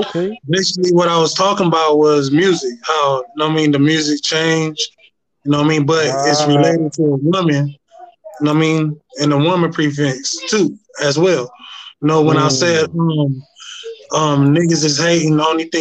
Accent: Inglewood, California, United States; I was born and raised out here in Cali, Inglewood

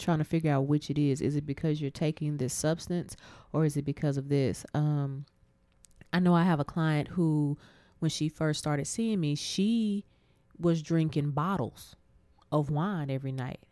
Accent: Abilene, Texas, United States; my hometown of Abilene

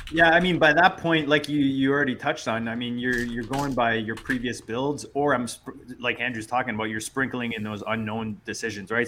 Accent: Canada; as a Canadian

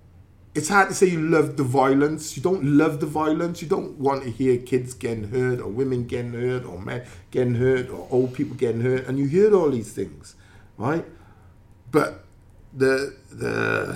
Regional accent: Cardiff, Wales, United Kingdom; I'm Welsh as well. I'm Cardiff born

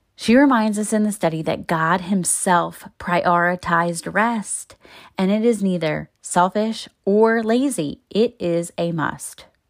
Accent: Baltimore, Maryland, United States; moved away as an adult; I met so many people in my thirty-two years in my hometown

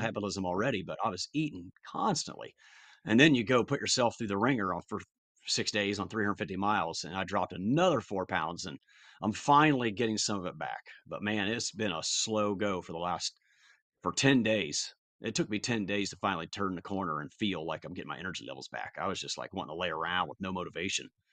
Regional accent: Columbus, United States; born or raised there

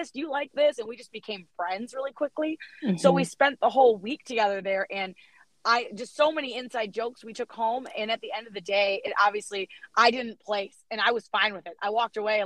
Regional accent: East Lansing, Michigan, United States; We're originally from East Lansing, and it's like a big part of our family

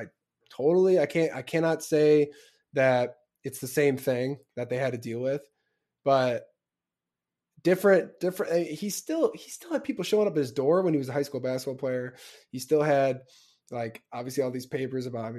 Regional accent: Chicago, Illinois, United States; I'm from Chicago

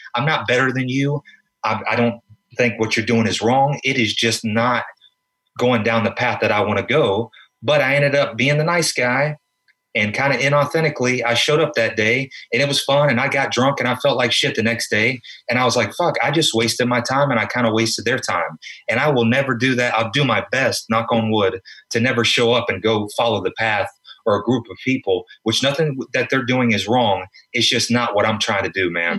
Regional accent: South Carolina, United States; moved away as an adult; also born or lived in Florida / New York; now in Los Angeles, United States; I'm from South Carolina.

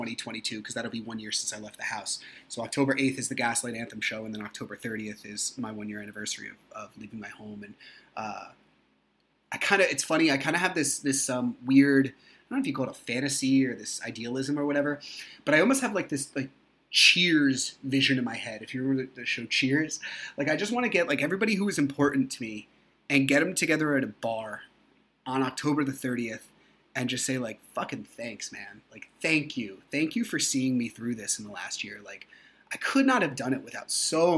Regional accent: New Jersey, United States; I'm from New Jersey

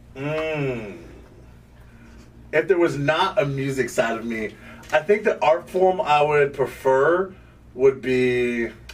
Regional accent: Vermont, United States; also born or lived in Sierra Leone; I was born in Sierra Leone, West Africa. Uh, but I moved to Vermont

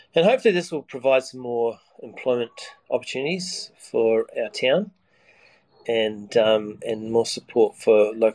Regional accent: Sydney, New South Wales, Australia; I said, I'm from Sydney.

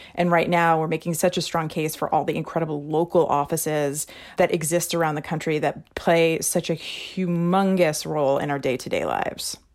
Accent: Missouri, United States; Missouri is my home state.

